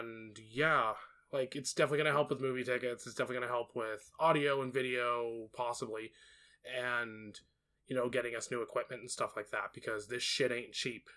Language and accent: English; United States; I'm an American